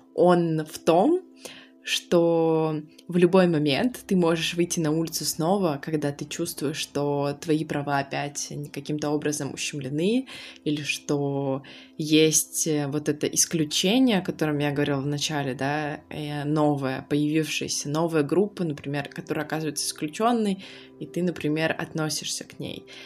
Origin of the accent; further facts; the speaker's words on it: Khabarovsk, Khabarovsk Krai, Russia; moved away; я выросла в Хабаровске, я хабаровчанка